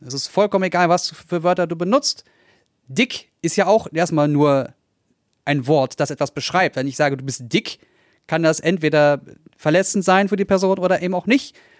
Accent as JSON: {"language": "German", "region": "Berlin", "country": "Germany", "said": "Also ich bin Berliner, ich bin in Neukölln, ich, Kreuzberg habe ich 14 Jahre lang gelebt"}